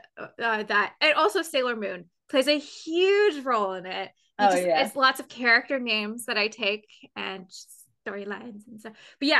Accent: London, Ontario, Canada; London, Ontario, which is where I'm from.

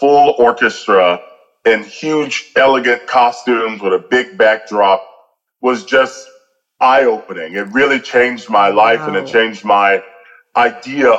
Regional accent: Atlanta, Georgia, United States; I was born and raised in Atlanta.

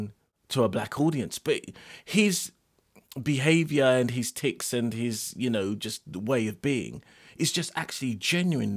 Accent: London, United Kingdom; I'm from Lewisham

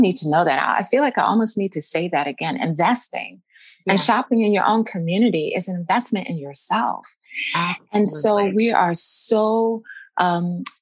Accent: Maryland, United States; moved away as an adult; now in Mount Vernon, United States; I'm born Maryland Eastern Shore, and we met Maryland Eastern Shore at an HBCU there in my hometown

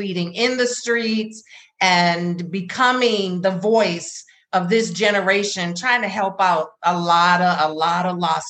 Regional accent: North Carolina, United States; I'm from North Carolina. So, you know, you got that little Southern, hey, how you doing? How y'all doing?

